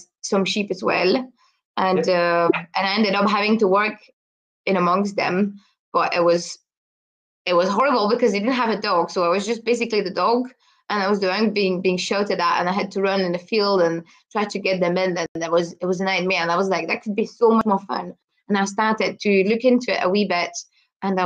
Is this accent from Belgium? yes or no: yes; Brussels, Brussels-Capital Region, Belgium; English is a second language; moved away as an adult; now in Scotland, United Kingdom; I'm originally from Belgium, so I was born in the middle of Brussels in the city.